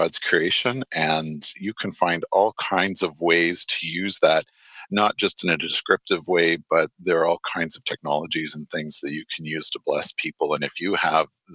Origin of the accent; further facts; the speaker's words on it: Stratford, Ontario, Canada; I grew up in Stratford, Ontario